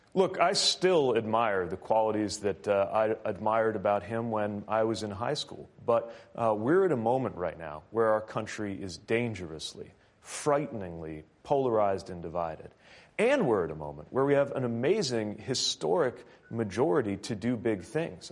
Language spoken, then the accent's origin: English; Midwest, United States; I'm from the Midwest